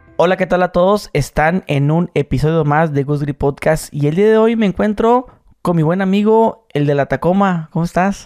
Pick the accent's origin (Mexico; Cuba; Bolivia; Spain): Mexico; Mexicali, Baja California; Yo soy de Mexicali